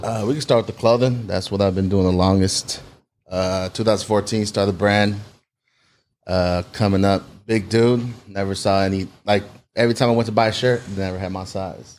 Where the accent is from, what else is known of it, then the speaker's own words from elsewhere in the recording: South San Francisco, California, United States; I was born in San Francisco, Saint Luke's Hospital, and then, uh, moved to South City when I was about eight